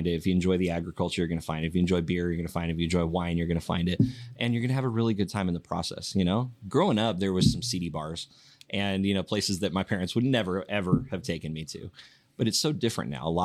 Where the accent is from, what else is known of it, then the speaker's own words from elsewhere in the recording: Yakima, Washington, United States; Um, and I I know I grew up here. I love this because I'm from Yakima.